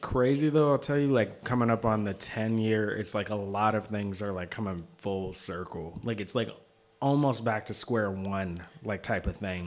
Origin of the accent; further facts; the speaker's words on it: Seattle, Washington, United States; moved away; Seattle originally